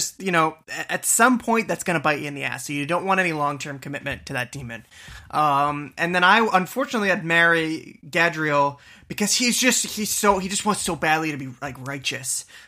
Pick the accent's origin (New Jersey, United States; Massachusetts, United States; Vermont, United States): Massachusetts, United States; Boston; TB12, baby. I'm from Boston, you know, so I'm all day.